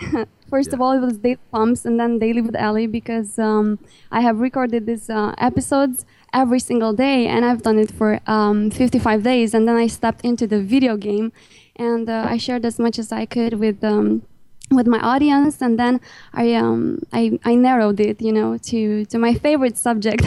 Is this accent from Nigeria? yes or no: no; Romania; English is a second language; Even though I'm in Romania